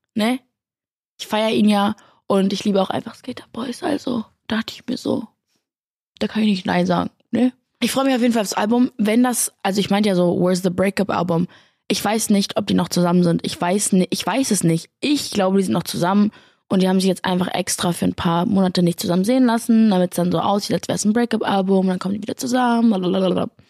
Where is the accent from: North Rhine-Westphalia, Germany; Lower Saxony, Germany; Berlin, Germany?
Berlin, Germany; Ich komme aus Berlin und ich habe zwei große Brüder